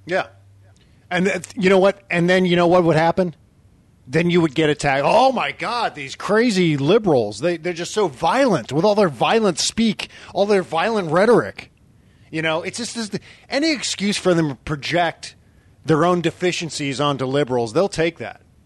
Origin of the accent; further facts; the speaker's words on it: Northern Virginia, United States; moved away; also born or lived in Pennsylvania; I grew up in Northern Virginia